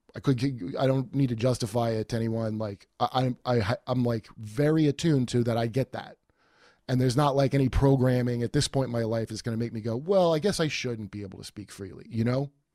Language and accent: English; New York, United States; now in Los Angeles, United States; I'm from New York